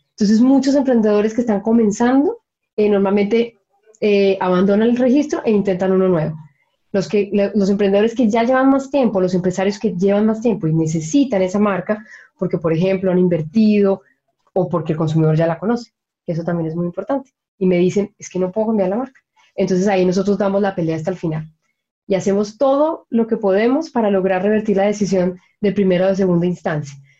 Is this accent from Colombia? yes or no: yes; Colombia; moved away as an adult; now in Chile; yo me acuerdo de niña en Colombia